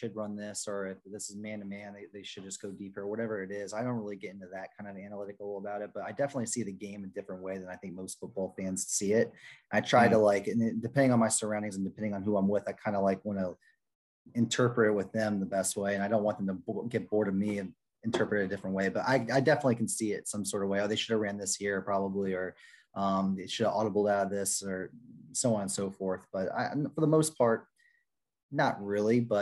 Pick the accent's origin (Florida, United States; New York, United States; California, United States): Florida, United States; Orlando; I grew up in Orlando.